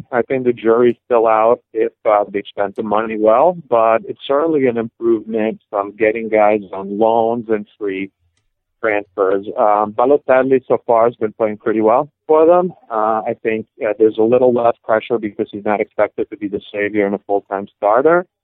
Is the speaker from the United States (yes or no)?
no; Padua, Veneto, Italy; moved away; My hometown uh, team, who Alexi Lalas used to play for